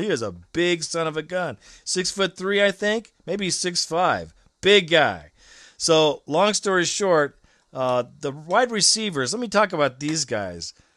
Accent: Alabama, United States; I was born in Alabama

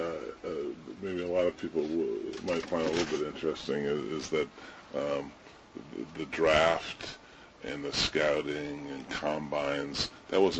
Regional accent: Southern California, United States; also born or lived in Ohio; Growing up in Southern California, I was an LA Ram fan.

